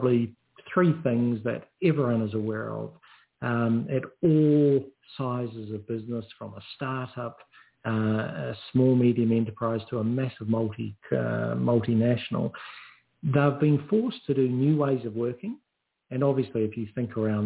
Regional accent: New Zealand; now in Australia; I'm a New Zealander

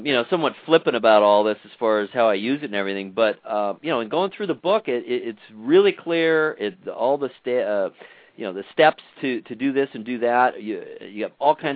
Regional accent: United States; also born or lived in Ohio; I'm born and raised in America

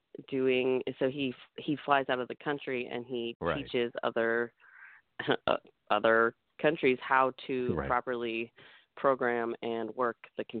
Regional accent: Colorado Springs, Colorado, United States; You know what? I think that it was absolutely the best place for me to grow up. I loved hiking and snowboarding, camping, and I tried skydiving out there.

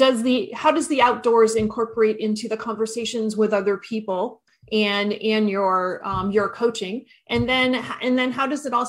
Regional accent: Maine, United States; So I'm from Maine.

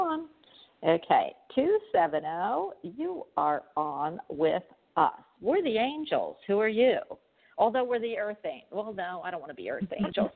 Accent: Philadelphia, Pennsylvania, United States; also born or lived in New York; I'm actually from Philadelphia, but I've lived in New York a few years too

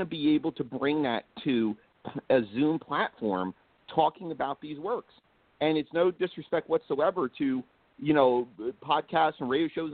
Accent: Blairstown, New Jersey, United States; I'm up north in Blairstown, New Jersey

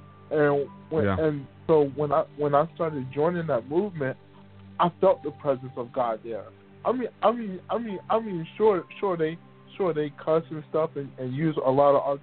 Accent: Philadelphia, Pennsylvania, United States; I'm from Philly, born and raised

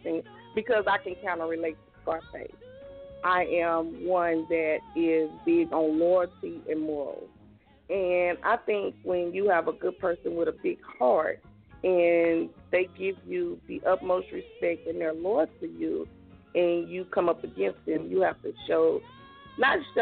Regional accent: Okmulgee, Oklahoma, United States; us growing up in Okmulgee and living in the country

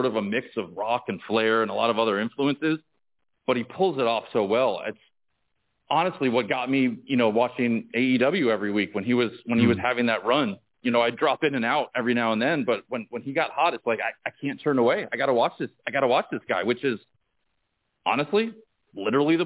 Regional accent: Northeast, United States; I was a WWF guy, you know, growing up in the Northeast

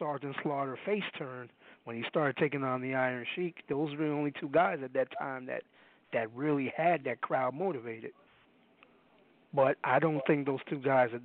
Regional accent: New York City, New York, United States; I'm from Brooklyn

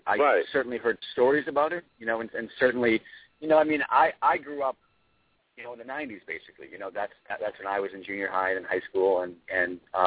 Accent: Braintree, Massachusetts, United States; I grew up in Braintree

